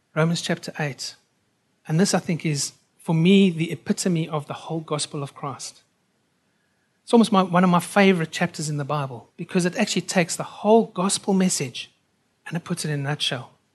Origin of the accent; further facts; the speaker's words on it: South Africa; also born or lived in United Kingdom; now in Australia; I'm a South African by birth